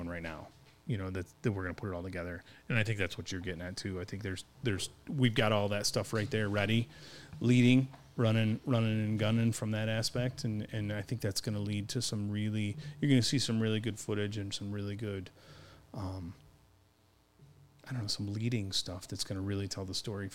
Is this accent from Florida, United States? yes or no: no; Michigan, United States; we're from Michigan